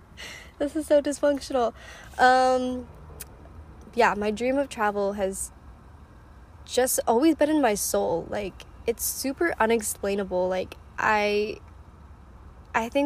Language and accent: English; Chicago, Illinois, United States; also born or lived in China; Adopted from China when I was one. Grew up in the US in the suburbs of Chicago